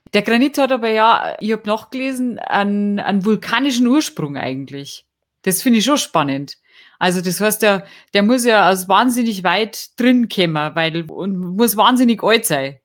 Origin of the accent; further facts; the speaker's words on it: Lallinger Winkel, Bavarian Forest, Germany; der Lallinger Winkel, der Brotjackelriegel, das ist das so mein Guy, wo ich herkomme. Ich hab auf der Rüssel das Skifahren gelernt